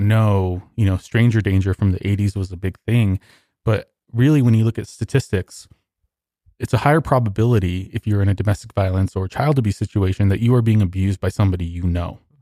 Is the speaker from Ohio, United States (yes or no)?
no; Socorro, New Mexico, United States; also born or lived in Texas; I was born in Socorro